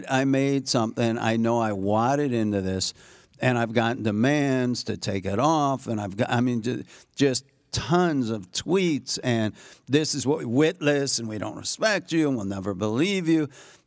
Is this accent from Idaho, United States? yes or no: no; Skokie, Illinois, United States; I grew up in Skokie, Illinois, where there was a lot of concentration camp refugees where I went to high.